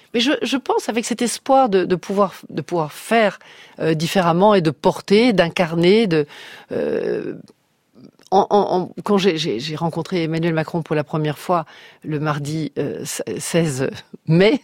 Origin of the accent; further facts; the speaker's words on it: Brussels, Brussels-Capital Region, Belgium; j'ai eu mon enfance à Bruxelles